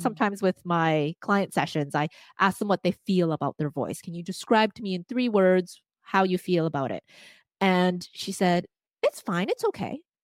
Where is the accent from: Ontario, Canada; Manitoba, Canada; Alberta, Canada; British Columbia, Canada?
British Columbia, Canada; Vancouver; first language Cantonese; English is a second language; I grew up in Vancouver, again, in Chinatown